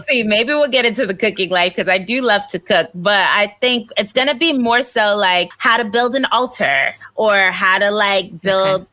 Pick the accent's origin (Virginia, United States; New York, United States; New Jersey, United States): New York, United States; New York City; moved away as an adult; now in Los Angeles, United States; growing up in Brooklyn and all the things that I've gone through.